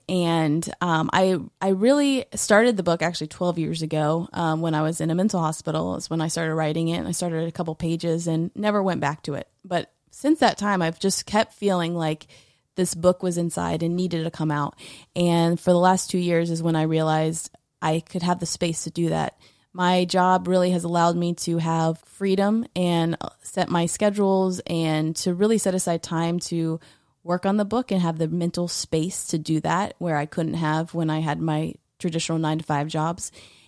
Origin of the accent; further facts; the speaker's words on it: Tallahassee, Florida, United States; So I grew up in Tallahassee, but for college, I went to University of Central Florida in Orlando.